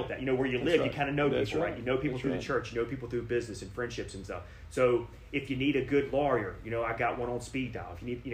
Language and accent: English; Danville, United States; I have a lot of faith in my community and in my hometown